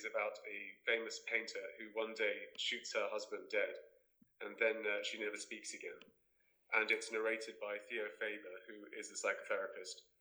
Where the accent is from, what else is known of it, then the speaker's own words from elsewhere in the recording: Cyprus; I grew up in Cyprus, in the Mediterranean